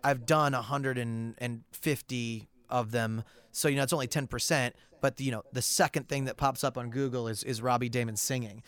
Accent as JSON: {"language": "English", "town": "St. Louis", "region": "Missouri", "country": "United States", "moved": "as an adult", "lives_now": "Los Angeles, United States", "said": "I'm originally from Saint Louis"}